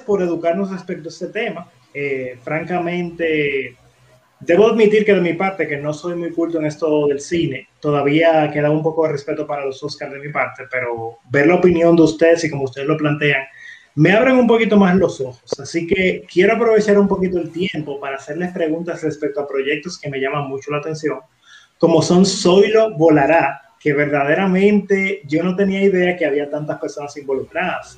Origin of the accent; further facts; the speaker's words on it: Dominican Republic; los dominicanos